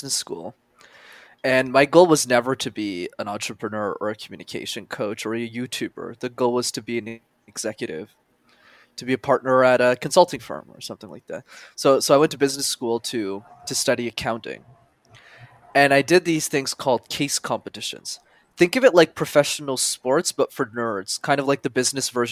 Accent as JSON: {"language": "English", "town": "Montreal", "region": "Quebec", "country": "Canada", "tie": "born or raised there", "said": "I grew up in Montreal, which is a city you need to know how to speak French in. And it's a language I didn't know."}